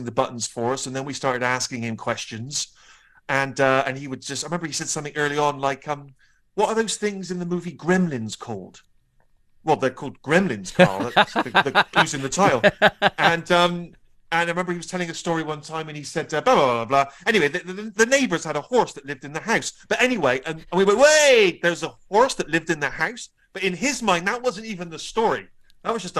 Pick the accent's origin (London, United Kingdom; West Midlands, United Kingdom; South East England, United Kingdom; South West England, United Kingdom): South West England, United Kingdom; Bristol; my young self in Bristol